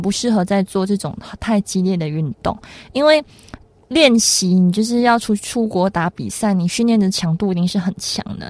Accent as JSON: {"language": "Chinese", "country": "Malaysia", "said": "我们马来西亚人"}